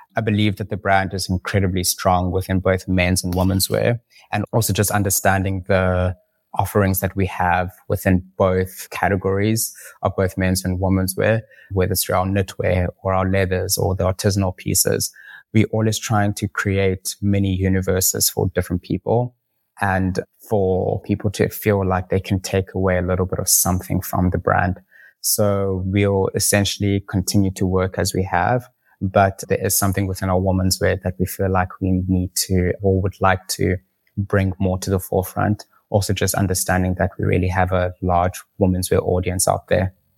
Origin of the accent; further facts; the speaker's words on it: South Africa; We are a South African brand